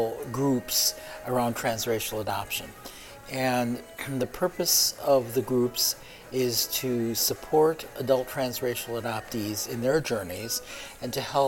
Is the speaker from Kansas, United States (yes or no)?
no; Milwaukee, Wisconsin, United States; also born or lived in South Korea; I was adopted along with my twin brother to Milwaukee, Wisconsin. And we came over when we were 8 months old